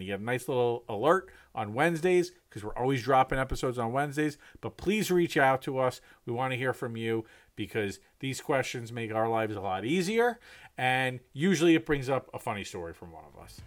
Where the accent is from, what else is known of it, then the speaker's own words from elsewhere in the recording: New York City area, United States; moved away; also born or lived in Manhattan, New York; having lived in, in Manhattan, growing up outside of Manhattan